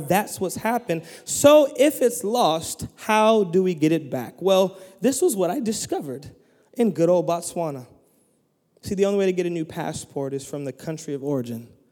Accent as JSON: {"language": "English", "country": "United States", "tie": "born or raised there", "said": "I am an American citizen because I was born there"}